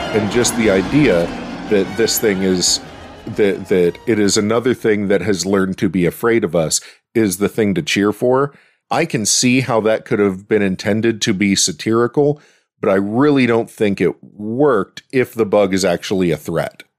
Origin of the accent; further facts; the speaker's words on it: Pittsburgh, Pennsylvania, United States; I'm from Pittsburgh